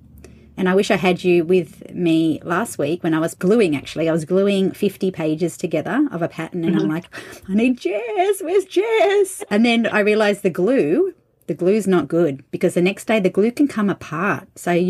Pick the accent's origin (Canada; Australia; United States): Australia; being Australian myself